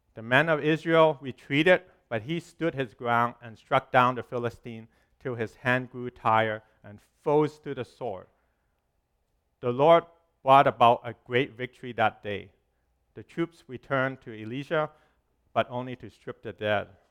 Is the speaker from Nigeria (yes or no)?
no; Hong Kong; moved away; When I was growing up in Hong Kong, when I was little